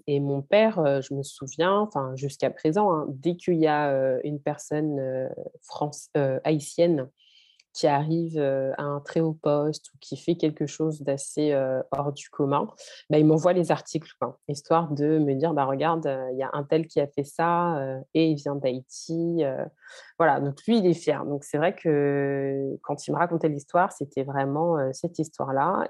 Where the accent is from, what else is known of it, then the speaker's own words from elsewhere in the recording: France; j'ai grandi, je suis née en France